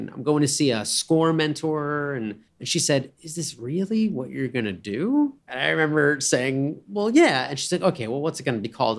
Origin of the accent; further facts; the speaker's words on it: Cranford, New Jersey, United States; we'd go past a place called Calabria Pizza in Cranford, New Jersey, where I grew up